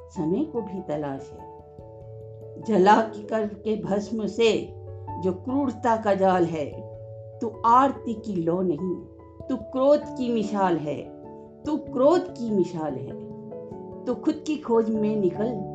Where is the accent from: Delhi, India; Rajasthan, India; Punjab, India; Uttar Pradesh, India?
Rajasthan, India; Jaipur; जयपुर राजस्थान की निवासी हूँ